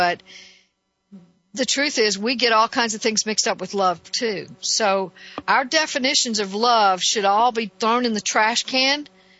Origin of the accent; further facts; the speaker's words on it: Northeast, United States; And so being only partially raised in that culture, I could see the difference. I came here from the Northeast, and in the South, it was very, very different.